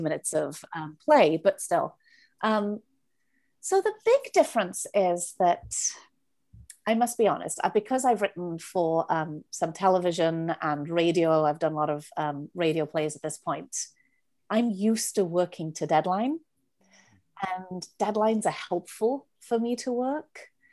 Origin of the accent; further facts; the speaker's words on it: Wales, United Kingdom; moved away; I'm from Wales. I always start with that 'cause people are always like, "Where are you from?" So I'm from Wales